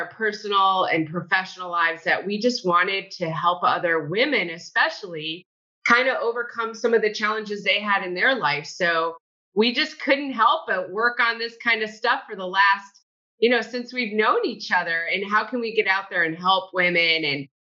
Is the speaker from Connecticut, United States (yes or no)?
yes; Connecticut, United States; born or raised there; now in Dunedin, United States